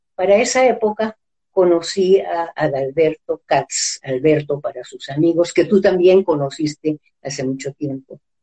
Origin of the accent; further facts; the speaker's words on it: San Cristóbal, Táchira, Venezuela; moved away as an adult; also born or lived in Peru / Mexico City, Mexico; Nací en San Cristóbal, estado Táchira, un 7 de octubre de 1937